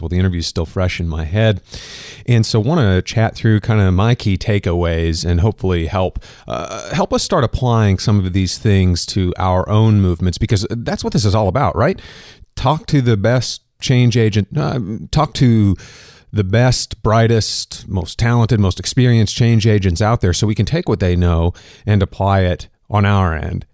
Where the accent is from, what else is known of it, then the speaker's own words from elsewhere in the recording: Kansas, United States; also born or lived in Minnesota; I'm from Kansas